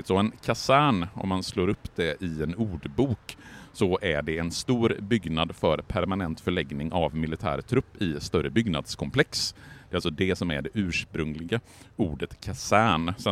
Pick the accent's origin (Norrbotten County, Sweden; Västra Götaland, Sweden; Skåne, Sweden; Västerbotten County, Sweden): Västra Götaland, Sweden; Borås; Jag är från Borås egentligen